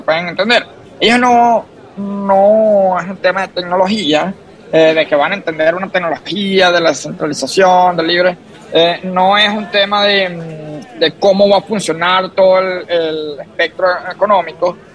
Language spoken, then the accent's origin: Spanish; Venezuela; moved away as an adult; also born or lived in Boston, United States; now in San Francisco, United States; como venezolano que me regresé al país